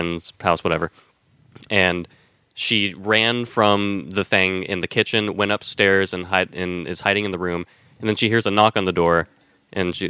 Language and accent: English; the South, United States; we grew up in the South